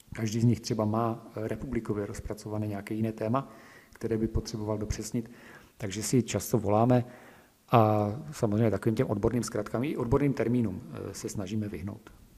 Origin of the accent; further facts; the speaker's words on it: Slatina, Nový Jičín District, Moravian-Silesian Region, Czechia; dobrovolným hasičem jsem od malička, eh, vlastně u nás ve Slatně na Novojčínsku